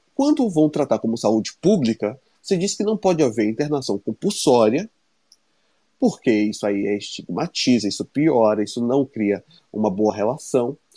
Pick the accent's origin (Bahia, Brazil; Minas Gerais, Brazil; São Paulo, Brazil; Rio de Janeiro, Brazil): Bahia, Brazil; Dias d'Ávila; moved away; a gente veio de lá, de Dias d'Ávila